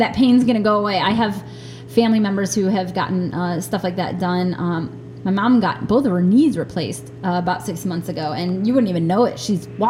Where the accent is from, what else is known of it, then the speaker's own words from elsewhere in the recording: New York, United States; I went when I was a real little kid, and I lived in New York State. I was born in the Niagara Falls area, but when I was, let me see, we moved a lot. When I was living in Jamestown, I believe, I went to the Y.